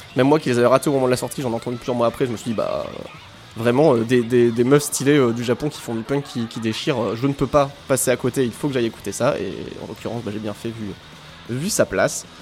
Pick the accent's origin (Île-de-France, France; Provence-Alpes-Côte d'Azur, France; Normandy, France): Normandy, France; moi j'ai grandi en Normandie